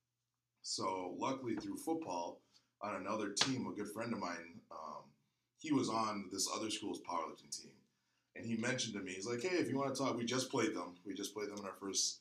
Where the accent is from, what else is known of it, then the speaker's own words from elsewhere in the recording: Milwaukee, Wisconsin, United States; moved away as an adult; now in Oakdale, United States; born and raised in Milwaukee, Wisconsin